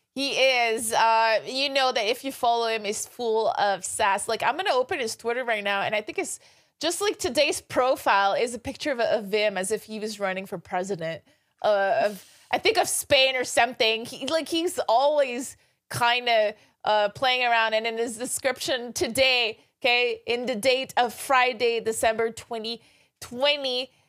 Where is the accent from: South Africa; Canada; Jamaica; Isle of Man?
Canada; now in Los Angeles, United States; I'm from Canada